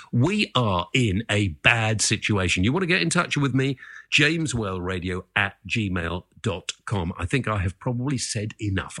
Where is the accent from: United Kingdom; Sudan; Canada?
United Kingdom